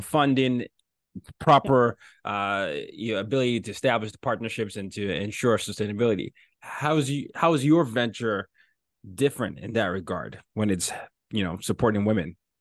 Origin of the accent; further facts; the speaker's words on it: Nigeria; I'm from Nigeria